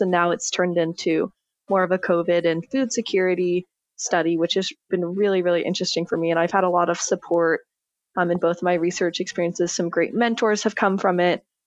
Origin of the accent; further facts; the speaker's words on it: Corvallis, Oregon, United States; moved away as an adult; now in Los Angeles, United States; I am originally from Corvallis, Oregon.